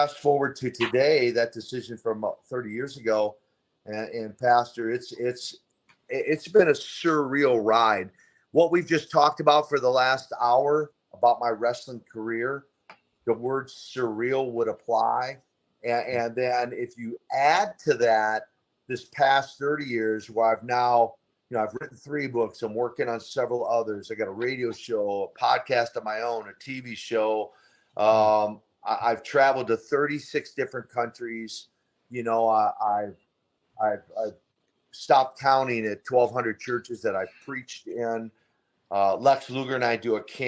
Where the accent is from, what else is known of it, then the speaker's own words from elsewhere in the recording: Minnesota, United States; I grew up in Minnesota